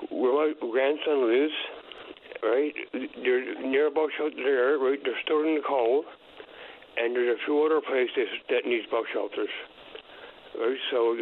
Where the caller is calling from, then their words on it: Bell Island, Newfoundland and Labrador, Canada; I'm calling from Belong